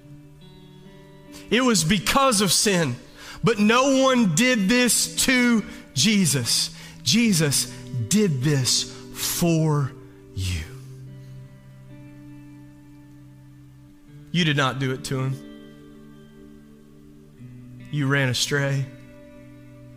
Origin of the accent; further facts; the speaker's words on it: the South, United States; Growing up in the South